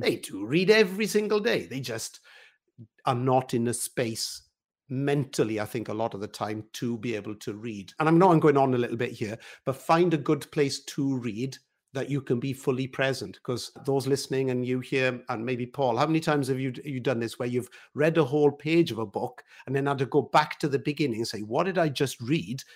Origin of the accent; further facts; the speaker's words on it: Wales, United Kingdom; I'm a Welshman, so singing and all of that is a big part of, of our life